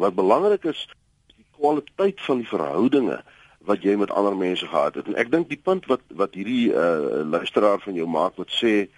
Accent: South Africa; ons as Afrikaners het 'n sekere erfenis

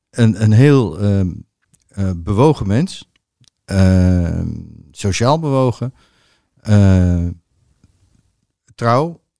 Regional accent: The Hague, South Holland, Netherlands; Maar eigenlijk, ik kom uit Den Haag, zeggen wij crème de la crème.

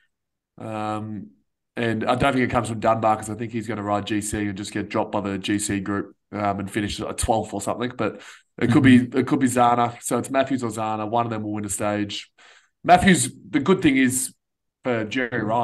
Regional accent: Australia; we're Aussie

